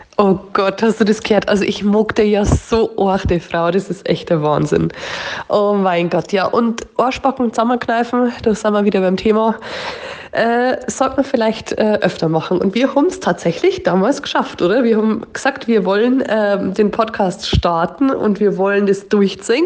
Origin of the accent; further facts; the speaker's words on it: Upper Palatinate, Bavaria, Germany; accent: Oberpfälzer; also ich habe unseren Dialekt schon immer gemickt und ich war schon immer stolz auf den Dialekt